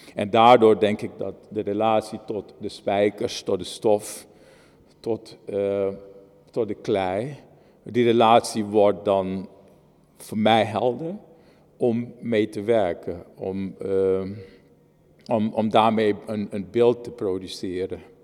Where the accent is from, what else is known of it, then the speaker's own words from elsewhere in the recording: Moengo, Marowijne, Suriname; Ik ben in het oosten van Suriname geboren. In Mongo, een boksjesstadje eh, eh, in, in het oosten van Suriname.